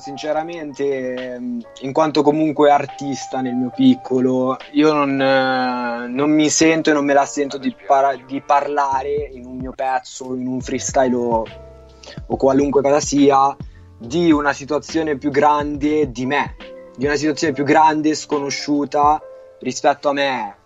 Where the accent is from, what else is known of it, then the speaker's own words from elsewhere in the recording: Milan, Lombardy, Italy; Ho diciotto anni, sono di Milano